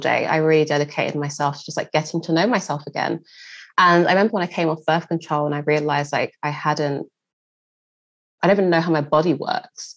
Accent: London, United Kingdom; a black girl growing up in East London

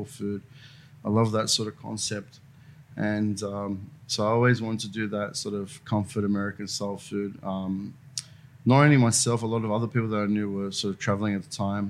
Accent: Sydney, New South Wales, Australia; I'm from like from Burwood. So the train line between Strathfield and Ashill. So that's the area that I grew up

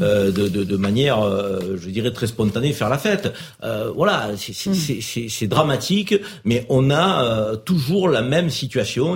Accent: France; also born or lived in Maghreb (family origin); on est français, fiers de l'être

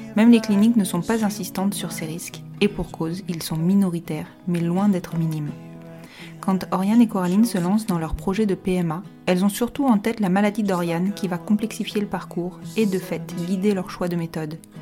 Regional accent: Bordeaux, Nouvelle-Aquitaine, France; Je suis de Bordeaux

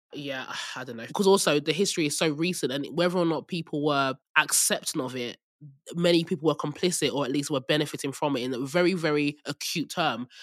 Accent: Nigeria; moved away; I'm Nigerian

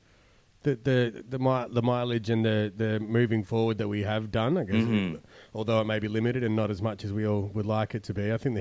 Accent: Perth, Western Australia, Australia; we're from Perth

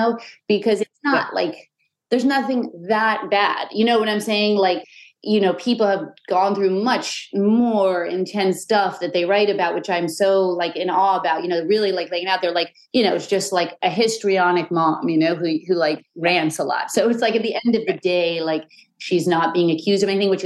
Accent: New York City, New York, United States; I loved growing up in the Chelsea

